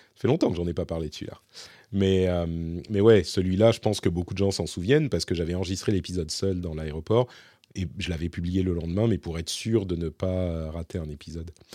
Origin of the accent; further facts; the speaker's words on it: Paris, Île-de-France, France; moved away as an adult; now in Finland; je suis français, je suis parisien, je vis ici en Finlande